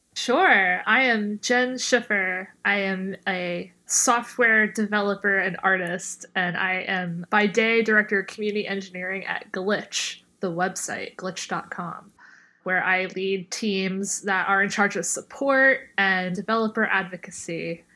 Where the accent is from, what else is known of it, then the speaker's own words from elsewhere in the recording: New York City, New York, United States; I'm from Bay Ridge